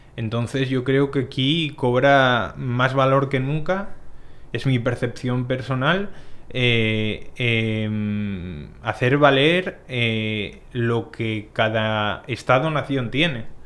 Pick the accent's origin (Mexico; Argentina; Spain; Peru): Spain; Asturias; moved away as an adult; now in Dominican Republic; yo soy de, una parte de España que es Asturias